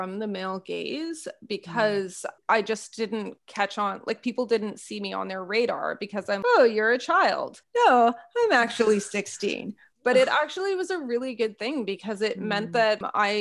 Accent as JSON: {"language": "English", "region": "Northern Ontario", "country": "Canada", "tie": "born or raised there", "said": "growing up in Northern Ontario"}